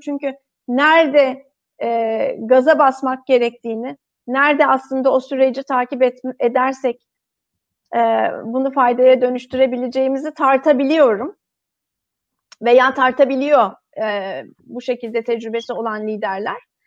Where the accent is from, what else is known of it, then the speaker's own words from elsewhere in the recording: Turkey; moved away as an adult; also born or lived in Singapore; now in Netherlands; Ben de hani bir Türk olarak e, Türk ekibinin e, parçasıyken, Türkiye'de çalışırken